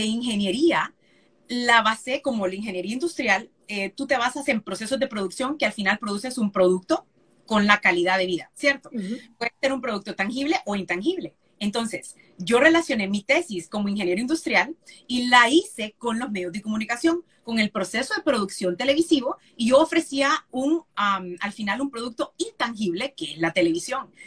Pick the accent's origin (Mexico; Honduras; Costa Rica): Honduras; San Pedro Sula, Cortés; moved away as an adult; also born or lived in Tegucigalpa; Yo soy nacida en Tegucigalpa, pero criada en San Pedro